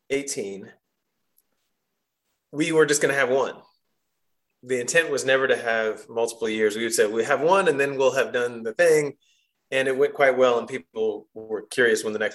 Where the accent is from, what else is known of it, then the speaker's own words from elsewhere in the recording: Chapel Hill, North Carolina, United States; moved away as an adult; I grew up here in Chapel Hill, and I'm back in Chapel Hill